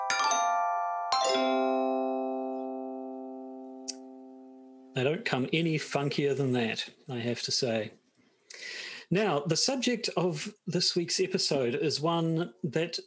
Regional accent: New Zealand; accent: New Zealand; just how New Zealand-y my accent is

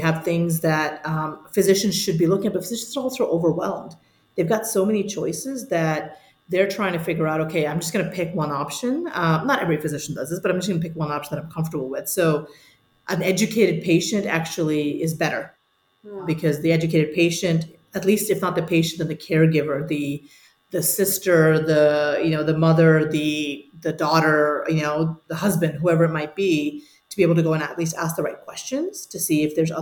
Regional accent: India; moved away; also born or lived in Singapore / New Jersey / Chicago / Munich; I was born in India

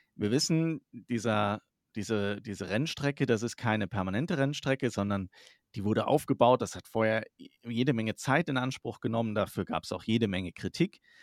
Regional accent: Germany; Wir bei uns in Deutschland hier

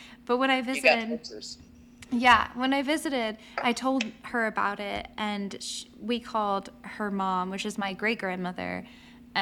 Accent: Ocala, Florida, United States; moved away; my hometown of Ocala

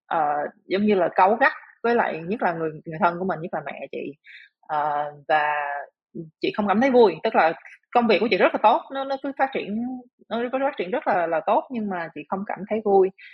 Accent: Vietnam; moved away as an adult; now in Singapore; mình là người Việt Nam

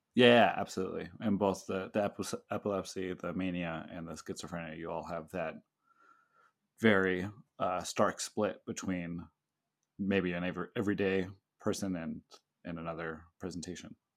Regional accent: the Bay Area, California, United States; now in Hawaii, United States; I'm from the Bay Area

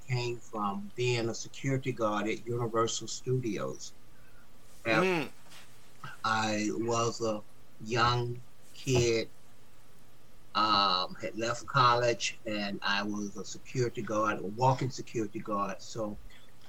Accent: Atlanta, Georgia, United States; moved away; I'm from Atlanta in Stockton

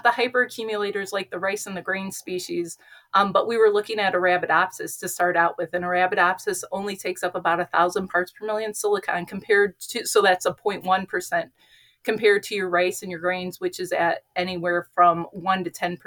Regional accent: Northwest Ohio, United States; I am from Northwest Ohio, born and raised

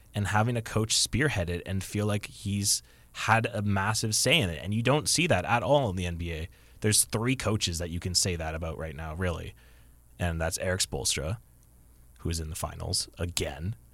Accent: Kitchener, Ontario, Canada; That is my hometown

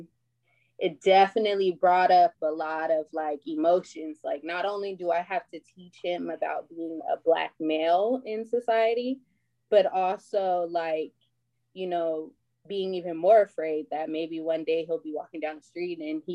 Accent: Oxnard, California, United States; also born or lived in Bay Area; now in Ventura County, United States; I'm from Oxnard, born and raised

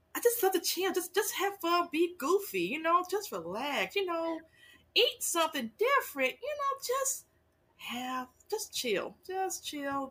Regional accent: Los Angeles, California, United States; moved away as an adult; also born or lived in Fort Hood, Texas; now in San Antonio, United States; I'm originally from Los Angeles, California, and I came to um, Texas by way of military.

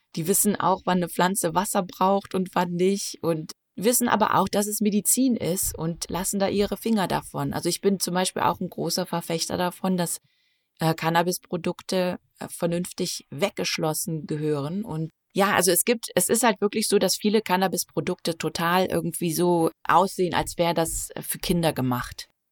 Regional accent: Nettetal, North Rhine-Westphalia, Germany; moved away as an adult; also born or lived in New Zealand; now in Maine, United States; Ich komme aus einem kleinen Ort namens Nettetal an der niederländischen Grenze.

